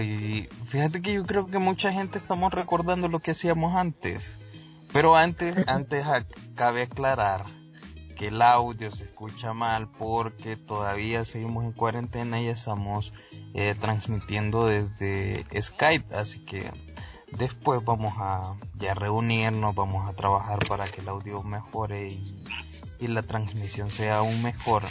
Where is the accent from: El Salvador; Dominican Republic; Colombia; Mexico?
El Salvador; nosotros somos del Salvador